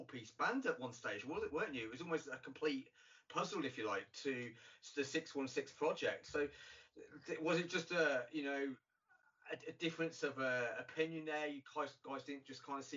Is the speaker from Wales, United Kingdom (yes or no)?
no; near Corby, East Midlands, United Kingdom; here in the UK in a town which is about 20-30 minutes drive from my hometown